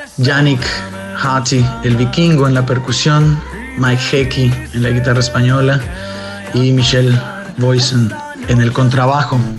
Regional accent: Xalapa, Veracruz, Mexico; moved away as an adult; now in Denmark; Yo soy del puerto de Veracruz y me hice Jalapa. Me considero veracruzano jalapeño

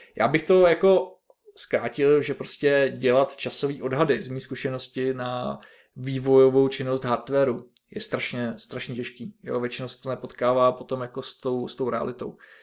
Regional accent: Liberec Region, Czechia; pocházím ze severního kraje z Liberecka

